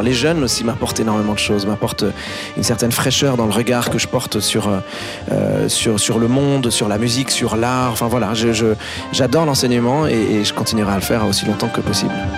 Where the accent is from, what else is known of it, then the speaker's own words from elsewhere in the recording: Beirut, Beirut Governorate, Lebanon; Beyrouth, pour moi, c'est, c'est à la fois le, l'endroit où je suis né, c'est mon enfance